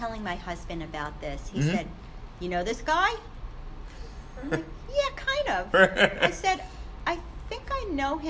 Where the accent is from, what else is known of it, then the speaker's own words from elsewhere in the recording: Woodmere, New York, United States; moved away as an adult; also born or lived in Philadelphia; now in Bala Cynwyd, United States; Woodmere, Long Island. Okay. The neighborhood I grew up in is not that dissimilar from the main line.